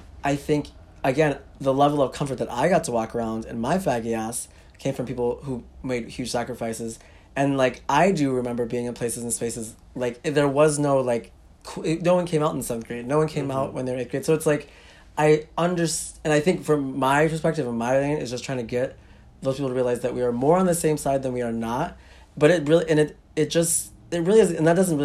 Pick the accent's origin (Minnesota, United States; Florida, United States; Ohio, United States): Minnesota, United States; Minneapolis; I'm from Minneapolis